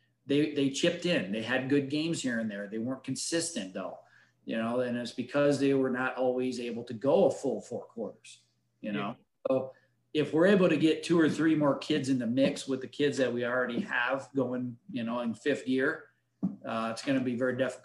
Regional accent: Detroit, Michigan, United States; moved away; Dennis Rodman, we're from Detroit area. That's where we moved here from back about 10 years ago.

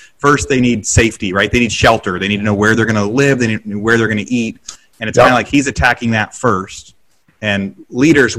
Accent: West Coast, United States; now in Texas, United States; I'm from West Coast and now Texas

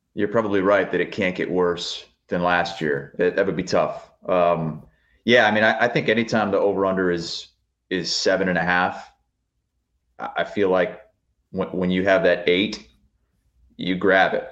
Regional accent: Eastern Iowa, United States; I'm from Eastern Iowa

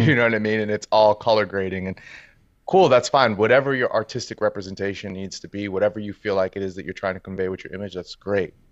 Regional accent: New York City, New York, United States; I'm born and raised in New York City. Uh, I was born in Harlem, grew up in Brooklyn in the Bronx.

